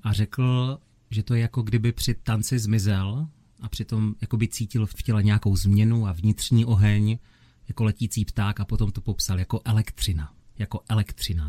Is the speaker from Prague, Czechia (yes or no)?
no; Opava, Moravian-Silesian Region, Czechia; v mém rodném městě u Sleského divadla v Opavě